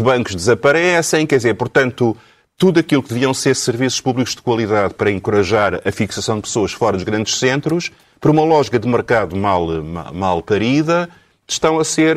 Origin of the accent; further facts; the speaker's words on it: Lisbon, Portugal; nasci em Alfama